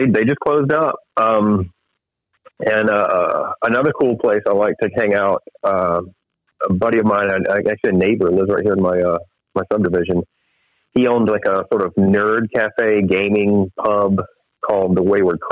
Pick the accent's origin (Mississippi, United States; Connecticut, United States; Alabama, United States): Mississippi, United States; Ocean Springs; right here in my hometown of Ocean Springs